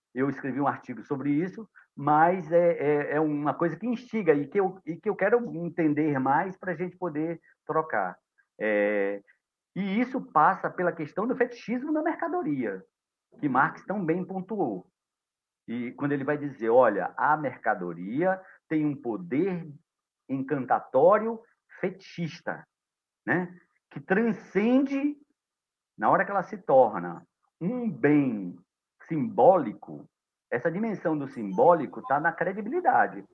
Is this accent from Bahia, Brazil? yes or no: yes; Itacaré, Bahia, Brazil; eu estou falando de Itacaré nesse momento, aqui em minha terra